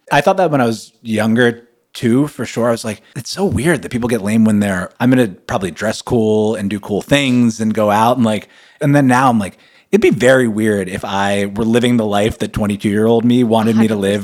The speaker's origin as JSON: {"language": "English", "country": "United States", "tie": "born or raised there", "lives_now": "New York, United States", "said": "I grew up playing ball in America"}